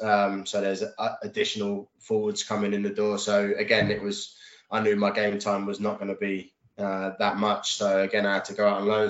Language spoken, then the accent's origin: English; Reading, South East England, United Kingdom; what was my hometown club and you know i've been going to reading since the age of sort of 12 13 years old